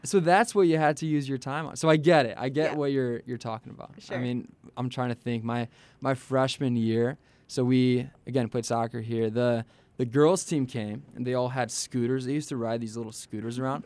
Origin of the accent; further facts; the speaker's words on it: Chicago, Illinois, United States; I'm from Chicagoland area.